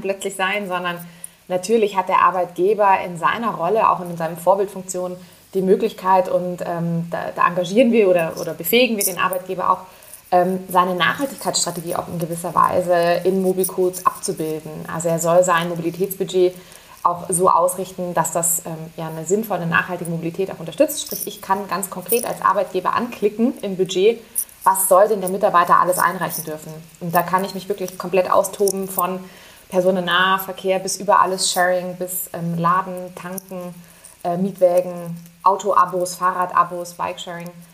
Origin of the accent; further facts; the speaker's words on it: Munich, Bavaria, Germany; ich bin Münchnerin